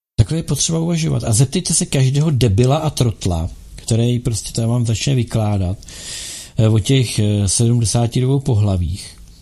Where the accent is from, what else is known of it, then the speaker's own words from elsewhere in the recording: Bohemia, Czechia; tady u nás v Čechách